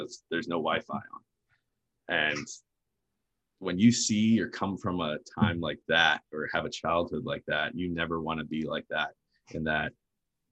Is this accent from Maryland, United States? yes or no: yes; near Baltimore, Maryland, United States; I was born in the States. I was born in Maryland, a little closer to Baltimore